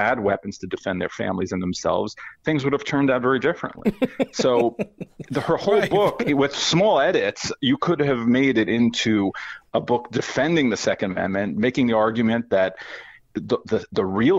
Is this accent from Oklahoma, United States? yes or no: no; New York, United States; Well, I grew up in New York, where not a lot of people had guns, or at least not law-abiding people.